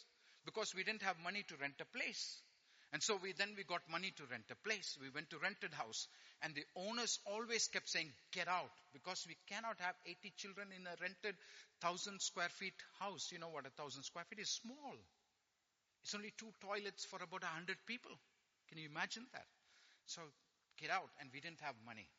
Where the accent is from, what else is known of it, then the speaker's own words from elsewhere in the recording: India; I'm Indian. I speak fast